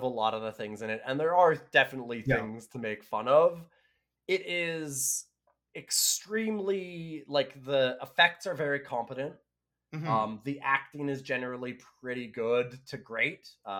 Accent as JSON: {"language": "English", "country": "Canada", "said": "It would be very fun to watch as a Canadian."}